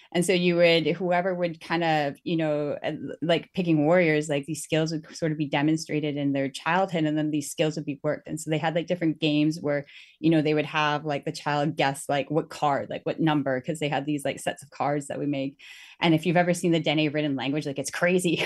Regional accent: Northwest Territories, Canada; moved away; I'm originally from the Northwest Territories and we're the Dene

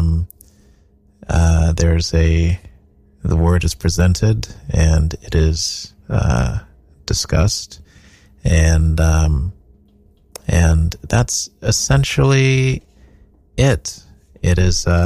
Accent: Texas, United States; now in New York, United States; I grew up in Texas. Parents moved to Texas from Nigeria. and I've been in New York since 2004.

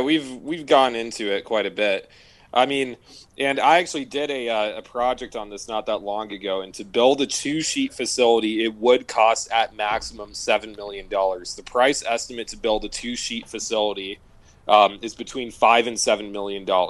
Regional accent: Phoenix, Arizona, United States; growing up in Phoenix

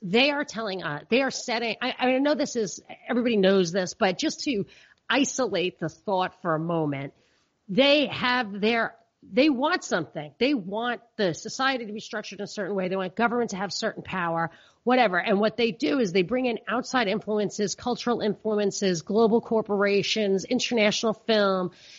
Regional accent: New York, United States; also born or lived in Georgia / Texas; places where I've lived and as a New Yorker was in the beginning like amazed that everybody isn't a Democrat.

